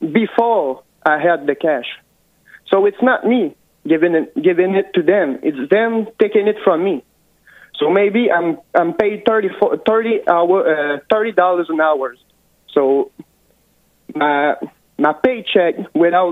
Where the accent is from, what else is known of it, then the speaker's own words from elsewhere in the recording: Quebec, Canada; I'm from Quebec, Canada. We are the most socialist part of Canada, for sure.